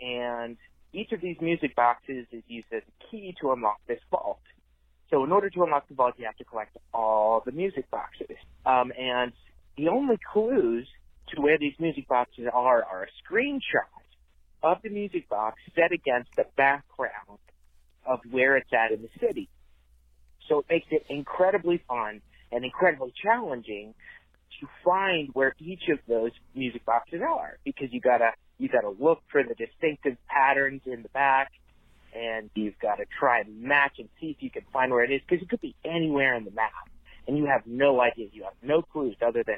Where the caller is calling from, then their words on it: Tennessee, United States; calling from Tennessee.